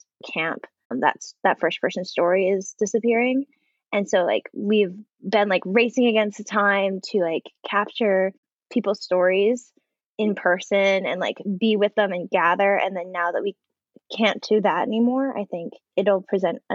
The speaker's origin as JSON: {"language": "English", "area": "San Francisco Bay Area", "region": "California", "country": "United States", "tie": "born or raised there", "moved": "yes", "lives_now": "Los Angeles, United States", "said": "I grew up in California in the Bay Area, but my family all has roots in Hawaii"}